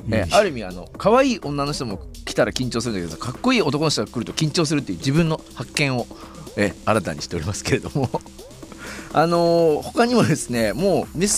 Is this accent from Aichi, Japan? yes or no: yes; Nagoya, Aichi, Japan; moved away; also born or lived in Tokyo; 僕は名古屋で